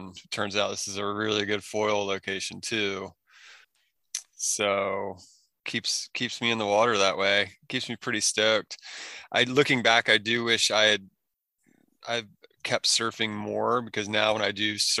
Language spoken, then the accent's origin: English; Maryland, United States; moved away as an adult; also born or lived in Oregon / Northern California; I grew up in Maryland in the boonies, totally out in the sticks.